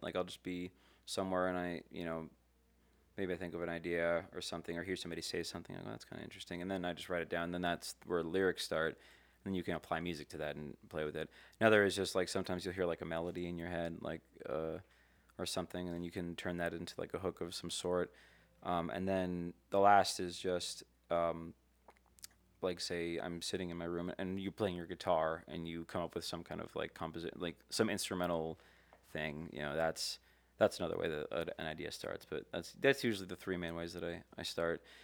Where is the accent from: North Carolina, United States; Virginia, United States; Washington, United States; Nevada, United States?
Nevada, United States; Las Vegas; also born or lived in California; I moved here when I was five, so I grew up here